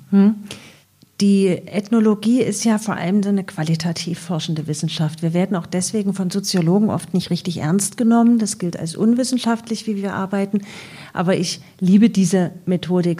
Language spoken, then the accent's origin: German; Eisenach, Thuringia, Germany; also born or lived in Leipzig; Ich bin ja selbst in Ostdeutschland aufgewachsen, sozialisiert, also in Eisenach, Leipzig studiert